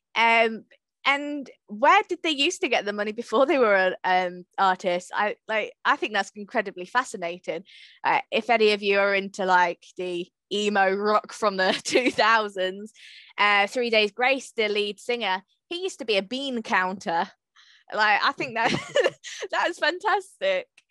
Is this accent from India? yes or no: no; Hatfield, East of England, United Kingdom; I'm from Hatfield